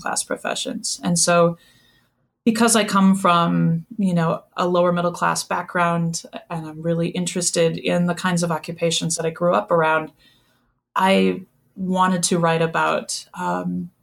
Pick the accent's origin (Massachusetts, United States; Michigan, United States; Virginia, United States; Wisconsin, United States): Wisconsin, United States; moved away as an adult; also born or lived in Madison; When I was growing up in Wisconsin, we listened to Down Home Dairyland